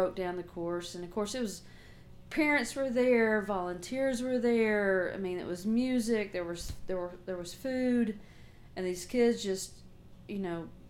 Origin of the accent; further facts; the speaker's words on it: Little Rock, Arkansas, United States; I'm not really from here either, I'm from Little Rock